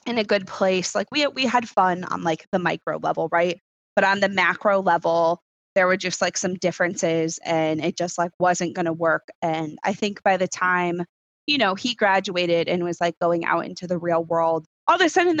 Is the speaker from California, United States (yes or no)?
no; Connecticut shoreline, United States; moved away; also born or lived in Rochester, New York; I grew up on the Connecticut shoreline.